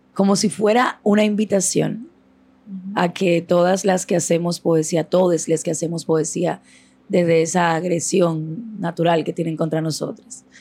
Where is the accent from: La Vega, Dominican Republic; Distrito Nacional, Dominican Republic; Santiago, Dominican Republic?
Distrito Nacional, Dominican Republic; Santo Domingo Este; Yo vengo de San Lorenzo de los Negros Minas, un barrio Los Minas